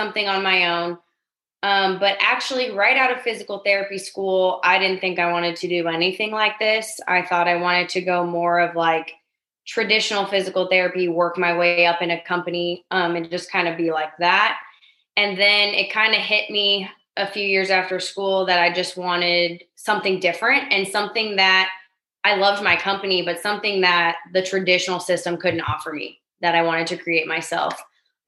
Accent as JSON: {"language": "English", "area": "outside of LA", "region": "Southern California", "country": "United States", "tie": "born or raised there", "moved": "as an adult", "lives_now": "St. Louis, United States", "said": "I grew up in Southern California, a little bit outside of LA, and then made my way to St. Louis when I went to graduate school."}